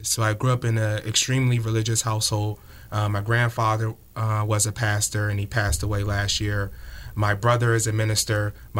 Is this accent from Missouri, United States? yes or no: no; Camden, New Jersey, United States; moved away; I grew up in Camden, New Jersey. Mm-hmm. And Camden, New Jersey, back in 2008, was the murder capital of the United States. So it was a tough inner city, low economic background.